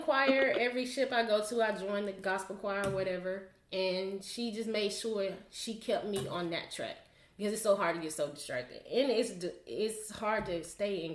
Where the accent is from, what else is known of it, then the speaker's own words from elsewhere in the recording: Mississippi, United States; moved away as an adult; also born or lived in Japan; me growing up in Mississippi, we went to church